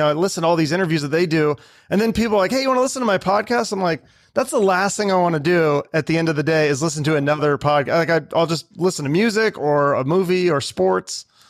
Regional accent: Seattle, Washington, United States; I'm from Seattle, so I grew up in the Seattle in the '90s.

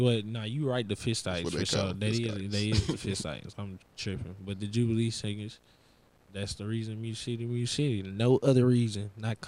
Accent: Nashville, Tennessee, United States; Shout out my hometown, yeah.

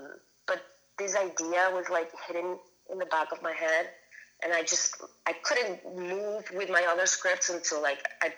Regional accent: Caracas, Capital District, Venezuela; and I grew up in Caracas, Venezuela, like super Catholic, super conservative country.

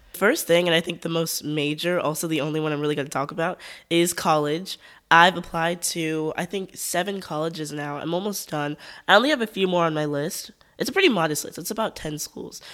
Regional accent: United States; As an American

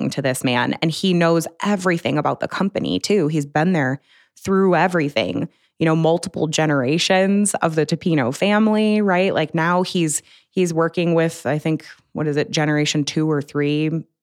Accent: Buffalo, New York, United States; I mean I'm from Buffalo.

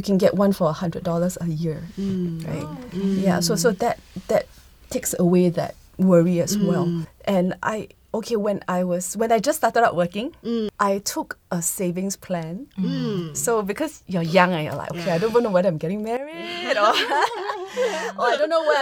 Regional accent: Singapore; as Singaporean

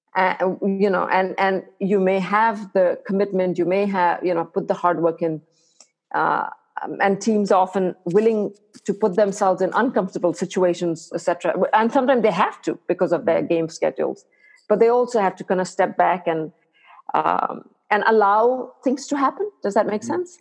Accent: India; moved away as an adult; now in United States; I did all my medical, my high school and medical school in India

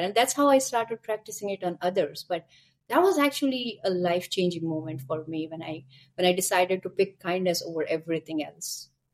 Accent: India; moved away as an adult; now in Canada; I am born and brought up in India, and I moved to Canada a couple of years back, maybe six, seven

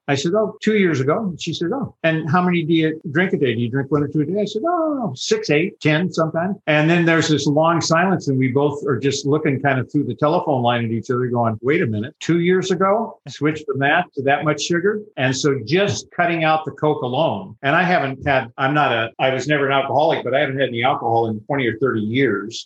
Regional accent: Southern California, United States; also born or lived in Chicago; now in Hawaii, United States; I was raised in Southern California that had that kind of stuff.

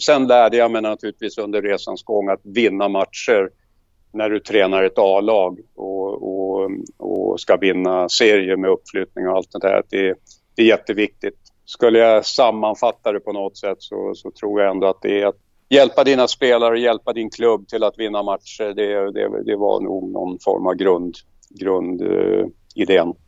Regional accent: Stockholm, Stockholm County, Sweden; moved away as an adult; now in Mariefred, Sweden; Jag är uppväxt på södersidan i Stockholm, i Gubbängen

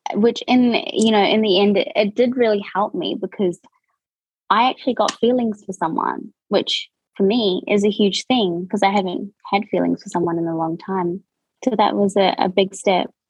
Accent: New Zealand; accent: New Zealand; moved away as an adult; now in Australia; born and raised in New Zealand, um, and I've been in Australia for I would say two and a half years now

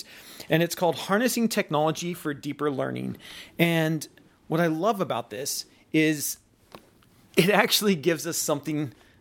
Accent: Seattle, Washington, United States; head back to Seattle and doing work that next week back with some schools back in my hometown.

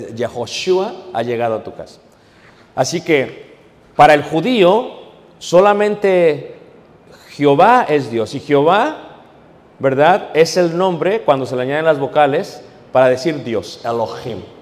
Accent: Mexico; now in United States; aquellos que vivimos en Estados Unidos. Somos mexicanos, sí

